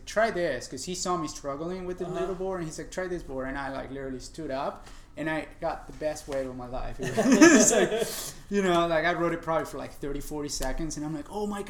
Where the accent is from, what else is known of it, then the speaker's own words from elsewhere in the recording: Argentina; moved away as an adult; also born or lived in Florida / New York; now in United States; I'm originally from Argentina, uh-huh. And I grew up there, and I moved here 18 years ago.